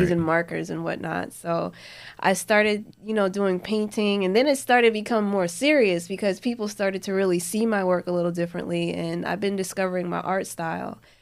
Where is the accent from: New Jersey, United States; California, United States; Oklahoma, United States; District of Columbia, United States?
New Jersey, United States; moved away; Growing up in Jersey, like, I would always wanna, like, my cousins back up at home, in, in Jersey, up in Newark